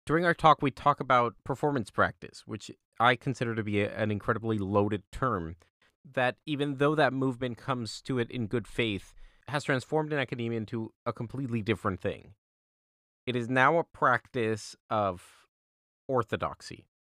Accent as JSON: {"language": "English", "town": "Austin", "region": "Texas", "country": "United States", "tie": "born or raised there", "said": "I had just moved back to my hometown of Austin, and I was looking for any chance to continue singing."}